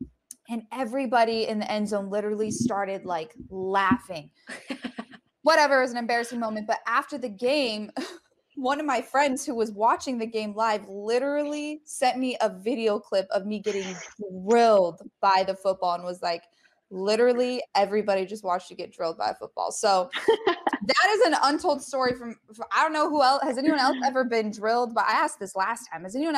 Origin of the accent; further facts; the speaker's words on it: Colorado, United States; there was one time I went to Colorado State, cause I'm from Colorado.